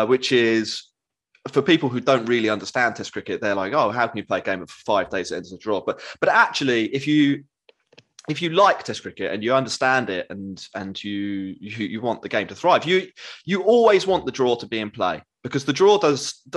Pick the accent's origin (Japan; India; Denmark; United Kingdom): United Kingdom; Crawley, South East England; I am from Crawley